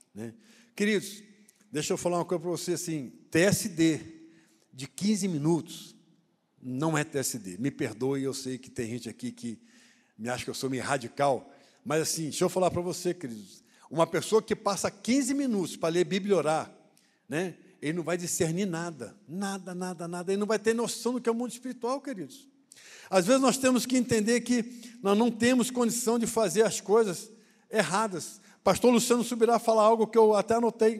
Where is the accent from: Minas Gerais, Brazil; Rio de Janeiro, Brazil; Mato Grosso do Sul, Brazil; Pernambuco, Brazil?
Rio de Janeiro, Brazil; eu sou do Rio